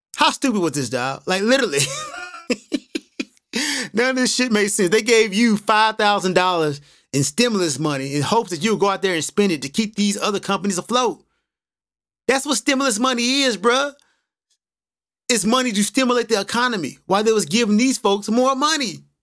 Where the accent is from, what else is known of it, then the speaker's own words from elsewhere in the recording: United States; now in Japan; I'm American, I'm living in Japan